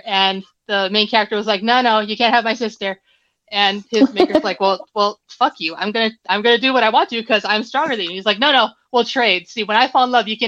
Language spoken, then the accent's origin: English; Hawaii, United States; now in Arizona, United States; I am originally from Hawaii, but I now live and burn in Arizona in the desert